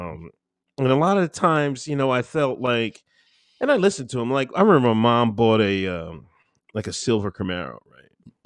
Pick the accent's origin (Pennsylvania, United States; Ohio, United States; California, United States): Pennsylvania, United States; Exton; also born or lived in West Chester, Pennsylvania; I grew up in Pennsylvania. Um, majority of the time, little small town, Exton, Pennsylvania.